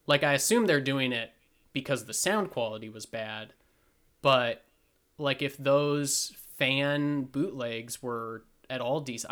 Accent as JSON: {"language": "English", "region": "Montana", "country": "United States", "tie": "born or raised there", "said": "where we grew up in Montana"}